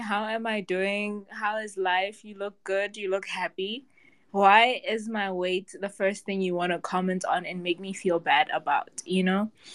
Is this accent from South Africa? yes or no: yes; South Africa; I'm from South Africa